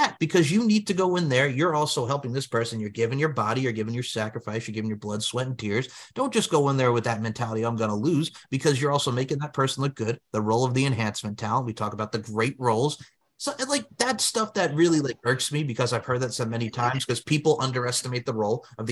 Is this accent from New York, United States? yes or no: yes; New York, United States; as a New Yorker, and all right, I'm putting my New Yorker out there with Long Island